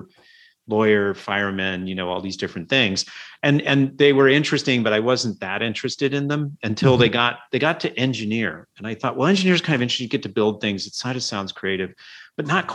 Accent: Illinois, United States; moved away as an adult; also born or lived in Champaign-Urbana, Illinois; now in San Francisco, United States; And then we moved across the state. So I grew up in a university town

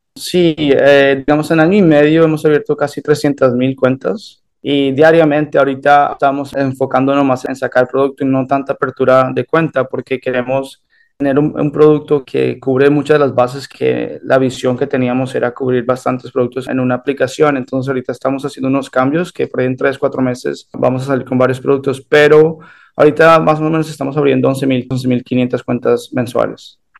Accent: Weston, Florida, United States; also born or lived in Colombia / Canary Islands, Spain; me crié en los Estados Unidos

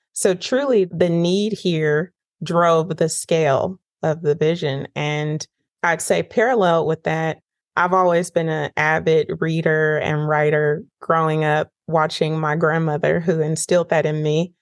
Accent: Northern California, United States; moved away as an adult; now in Nashville, United States; I grew up in Northern California and I came to Nashville, Tennessee for pre med

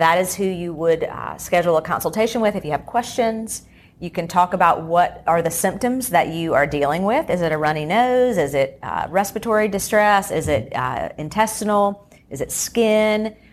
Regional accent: Charlotte, North Carolina, United States; I grew up here in the Charlotte area

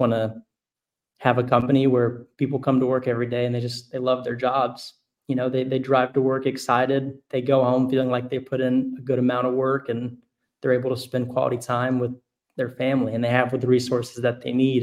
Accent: Arkansas, United States; I grew up here in Arkansas

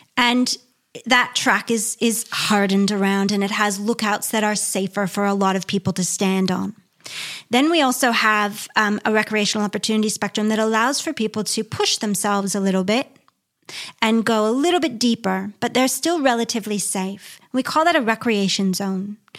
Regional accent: near Niagara Falls, Ontario, Canada; moved away as an adult; I grew up in Canada near Niagara Falls, it's very urban

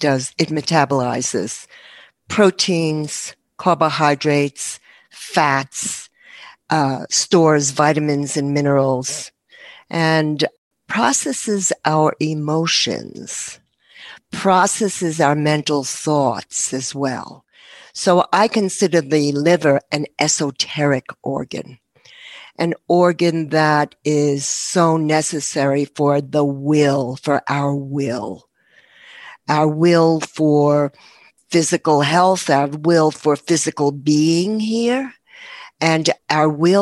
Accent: New York, United States; I'm a New Yorker.

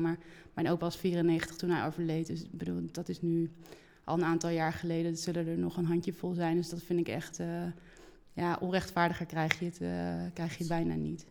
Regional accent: Oosterhout, North Brabant, Netherlands; now in Amsterdam, Netherlands; ik ben geboren in het Brabantse Oosterhout en eh, woon al heel lang in Amsterdam

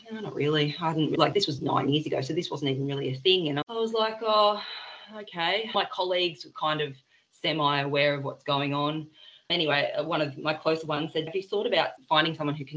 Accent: Byron Bay, New South Wales, Australia; moved away; We're originally from Byron.

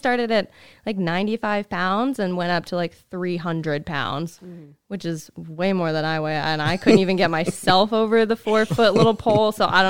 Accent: Kansas, United States; also born or lived in Alabama; now in Texas, United States; I'm from Kansas originally.

